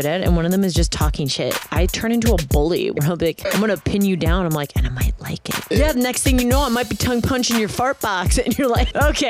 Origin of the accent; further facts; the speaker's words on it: Milwaukee, Wisconsin, United States; that's my hometown.